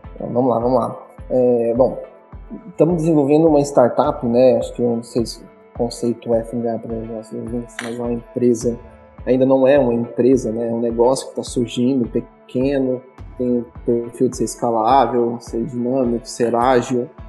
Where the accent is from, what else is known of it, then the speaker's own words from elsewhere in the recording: Ceres, Goiás, Brazil; now in Goiânia, Brazil; Eu sou natural aqui de Goiás, só aqui do interior, da cidade de Séries, e vim para Goiânia